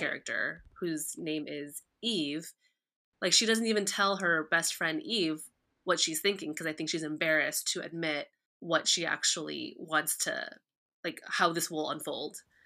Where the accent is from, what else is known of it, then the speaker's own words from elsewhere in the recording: New Jersey, United States; you and I, we grew up in New Jersey